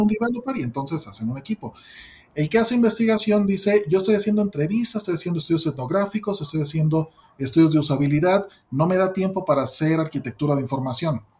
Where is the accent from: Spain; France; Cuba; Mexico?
Mexico; soy mexicano